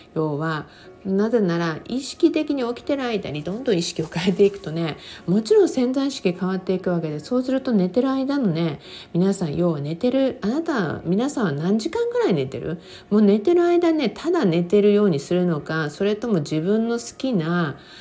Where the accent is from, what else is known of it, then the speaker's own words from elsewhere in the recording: Japan; 私のふるさとである日本